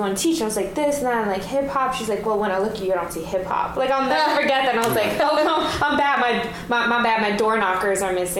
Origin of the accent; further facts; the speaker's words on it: New York City, New York, United States; But I come from New York